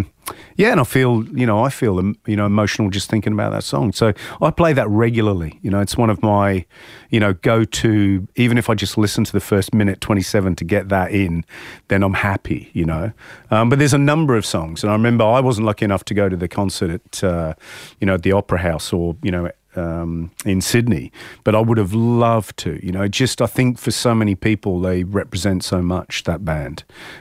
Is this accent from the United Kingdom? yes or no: yes; England, United Kingdom; certainly growing up in England